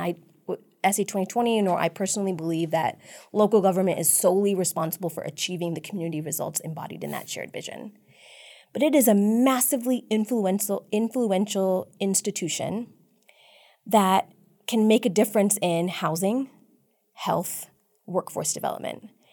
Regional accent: San Antonio, Texas, United States; I grew up in District Eight, actually, um, in a really tight-knit South Asian immigrant community.

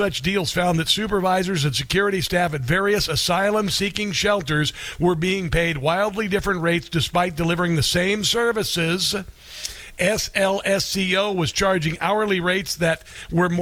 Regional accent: Omaha, Nebraska, United States; I'm from Omaha

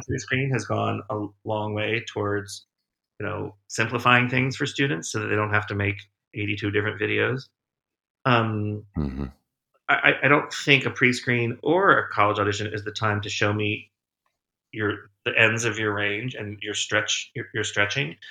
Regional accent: Winchester, Virginia, United States; moved away as an adult; I grew up in Winchester, Virginia

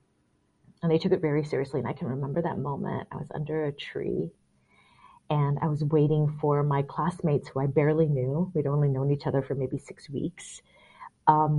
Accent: Singapore; now in United States; So I grew up in Singapore, and then I also grew up as a very conservative Christian

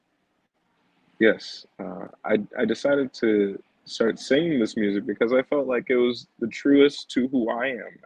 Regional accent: Kissimmee, Florida, United States; I grew up in Kissimmee, Florida, which has a huge Puerto Rican population.

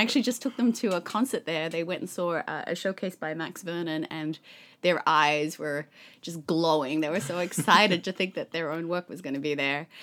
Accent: Sydney, New South Wales, Australia; moved away; I grew up in Sydney, Australia

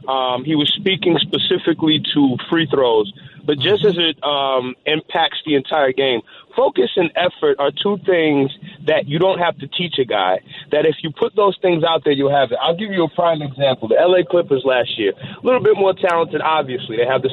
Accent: New York City, New York, United States; now in Long Island, United States; I'm from Brooklyn, Canarsie all my life. I live on Long Island now.

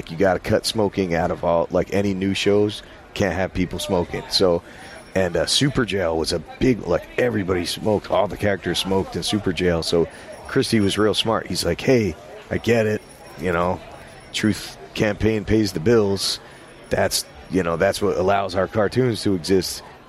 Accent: New York, United States; And since I was from New York, it didn't freak me out.

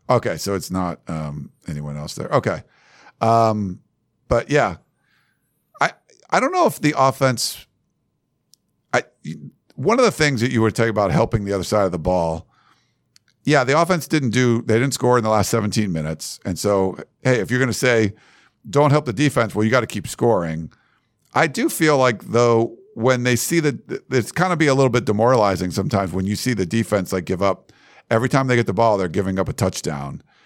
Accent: Massachusetts, United States; moved away; we're both from Massachusetts

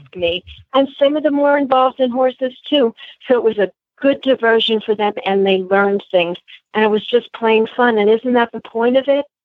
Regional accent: New York, United States; I'm born and raised in New York.

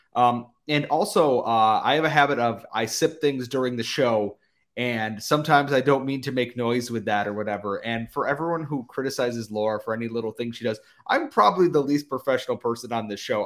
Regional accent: United States; as an American

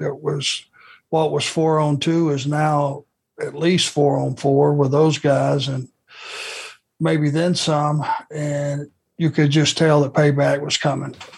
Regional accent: Rome, Georgia, United States; growing up in Rome and living pretty much my entire life in the South

